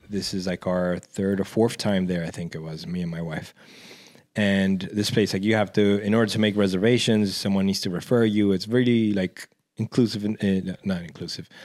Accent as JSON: {"language": "English", "town": "New York City", "region": "New York", "country": "United States", "tie": "born or raised there", "said": "growing up in Washington Heights"}